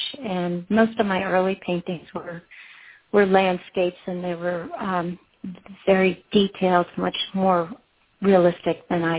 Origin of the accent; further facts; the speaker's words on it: East Coast, United States; I grew up on the East Coast